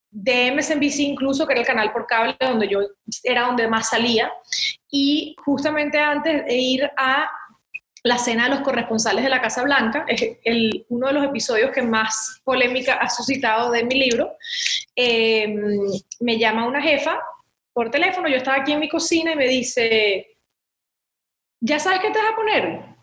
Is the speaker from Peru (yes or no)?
no; Venezuela; moved away as an adult; also born or lived in Miami, United States; now in United States; estudié comunicación social en Venezuela, en la universidad, porque creía mucho en seguir formándome en mi país